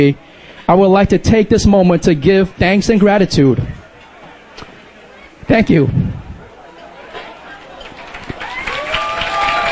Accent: New York City, New York, United States; English is a second language; also born or lived in Taiwan; 1980s, Queens, New York City. That was when my family immigrated here from Taiwan. We did not know anybody here, no family, no friends. We barely spoke English

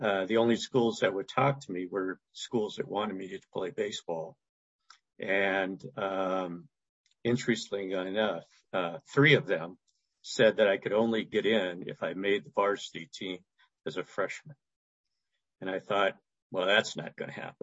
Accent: Oakland, California, United States; I was raised in East Oakland

